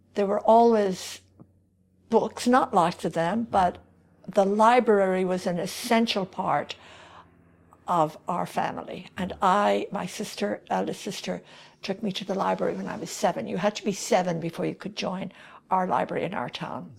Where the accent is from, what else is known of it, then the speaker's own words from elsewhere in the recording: Kildare, Leinster, Ireland; accent: Irish; moved away as an adult; also born or lived in Paris, France / Romania / Calgary, Canada; now in Canada; I grew up in Kildare